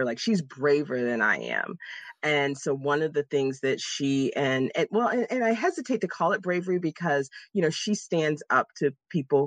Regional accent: Jacksonville, Florida, United States; moved away as an adult; now in Pittsburgh, United States; I was born and raised in Jacksonville, Florida.

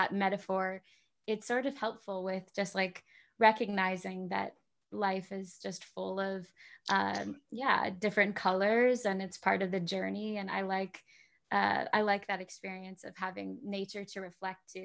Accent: Southern California, United States; I'm, you know, from Southern California

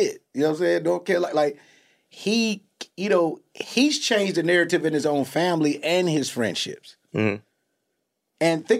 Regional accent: Chicago, Illinois, United States; growing up in Chicago

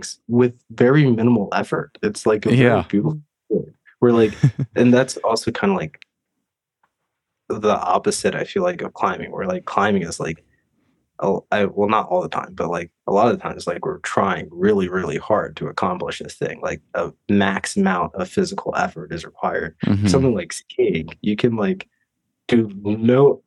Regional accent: East Coast, United States; moved away; I grew up snowboarding back on the East Coast

